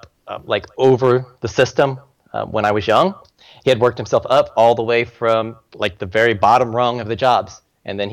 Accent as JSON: {"language": "English", "town": "Richmond", "region": "Indiana", "country": "United States", "tie": "born or raised there", "said": "I grew up in Richmond, Indiana, small town up there in Indiana."}